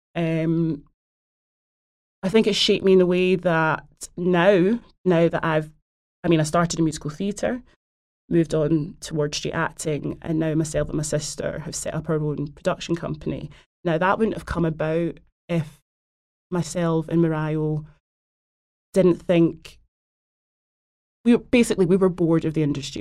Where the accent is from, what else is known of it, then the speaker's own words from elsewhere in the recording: Glasgow, Scotland, United Kingdom; now in London, United Kingdom; I'm from Glasgow